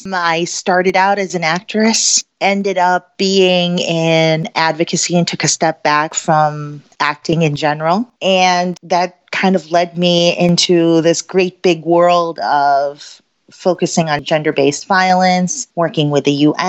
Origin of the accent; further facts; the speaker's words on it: Philippines; now in Chicago, United States; I'm Filipina. I was actually born in the Philippines, and my family immigrated here during there was martial law and there was a little bit of a revolution in the Philippines in 1987 to 1989.